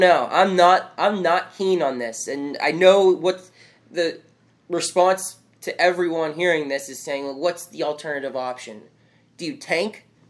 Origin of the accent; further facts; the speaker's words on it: Pittsburgh, Pennsylvania, United States; we're from Pittsburgh